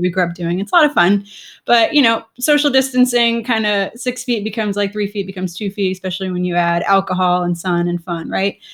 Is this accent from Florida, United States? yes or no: yes; South Florida, United States; I grew up in South Florida